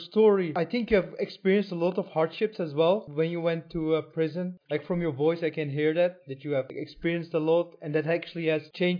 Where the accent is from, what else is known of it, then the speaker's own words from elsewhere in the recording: Netherlands; I'm from the Netherlands.